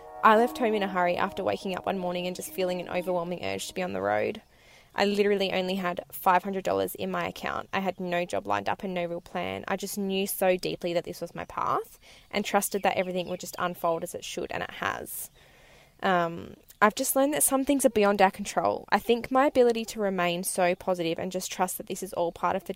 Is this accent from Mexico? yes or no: no; west coast of Australia, Western Australia, Australia; I left my hometown on the west coast of Australia in May 2019